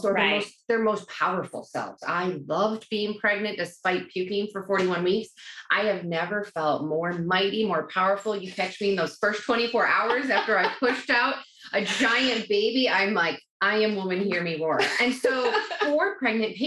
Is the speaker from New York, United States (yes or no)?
yes; New York, United States; I am a New Yorker.